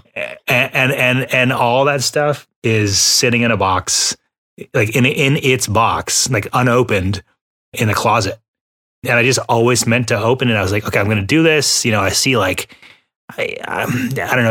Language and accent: English; Texas, United States; also born or lived in Houston, Texas; we're both from Texas. You know, I was living in Houston at the time